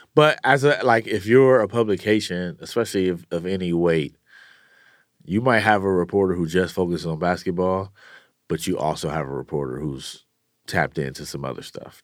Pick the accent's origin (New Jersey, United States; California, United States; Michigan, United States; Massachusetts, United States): California, United States; Oakland; I grew up in the, uh, you know, in East Oakland